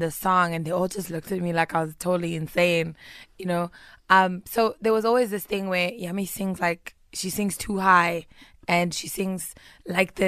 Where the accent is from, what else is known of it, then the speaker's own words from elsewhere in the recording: Pretoria, Gauteng, South Africa; also born or lived in Tembisa; I'm from Pretoria West.